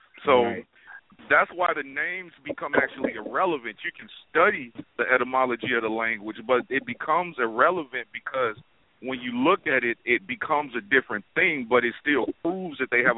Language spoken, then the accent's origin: English; Chicago, Illinois, United States; you another example. I'm from Chicago